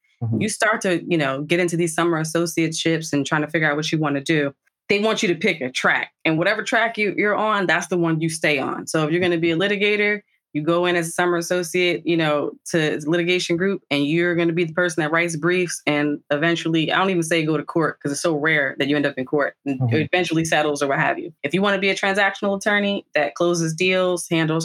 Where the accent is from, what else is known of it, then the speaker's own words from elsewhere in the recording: New Jersey, United States; also born or lived in Washington, D.C.; I'm a Jersey girl, born and bred through and through.